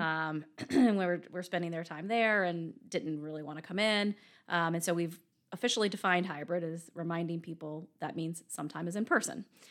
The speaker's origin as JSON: {"language": "English", "region": "Virginia", "country": "United States", "also_born_or_lived": "Richmond, Virginia / Hartford, Connecticut", "moved": "as an adult", "lives_now": "Birmingham, United States", "said": "I'm from Virginia originally"}